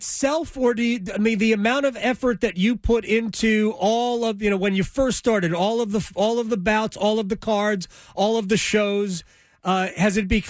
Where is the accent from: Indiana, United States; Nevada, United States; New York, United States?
New York, United States; New York metropolitan area, United States; I grew up in the New York metropolitan area